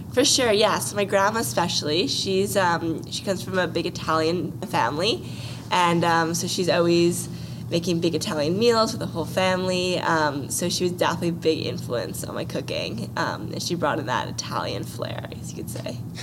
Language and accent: English; Vancouver, British Columbia, Canada; I was born and raised in Vancouver